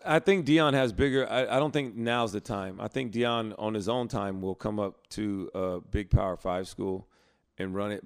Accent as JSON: {"language": "English", "town": "Prattville", "region": "Alabama", "country": "United States", "moved": "yes", "said": "I'm from Prattville"}